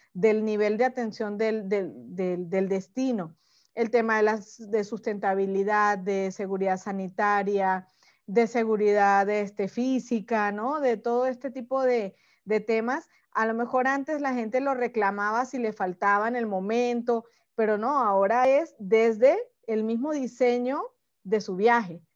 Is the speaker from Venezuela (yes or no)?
yes; Venezuela; moved away as an adult; now in Mexico; yo soy venezolana, pero desde hace 10 años que vivo en México